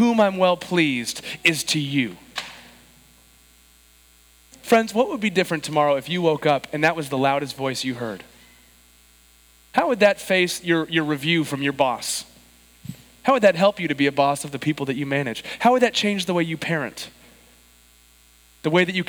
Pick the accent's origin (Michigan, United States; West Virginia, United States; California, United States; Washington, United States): California, United States; San Diego; I was born and raised in San Diego, but my grandparents were in Chicago